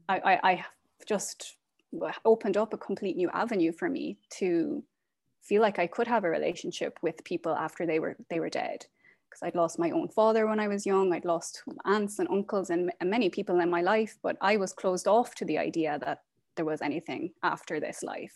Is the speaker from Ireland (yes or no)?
yes; Ireland; moved away as an adult; now in Portland, United States; I am originally from Ireland. I am currently living in Portland, Oregon